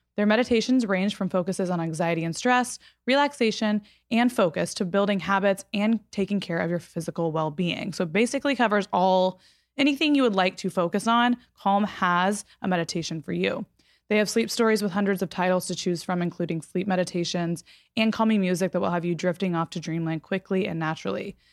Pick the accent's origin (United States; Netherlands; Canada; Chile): United States; Fort Worth, Texas; moved away; Fort Worth, which is my hometown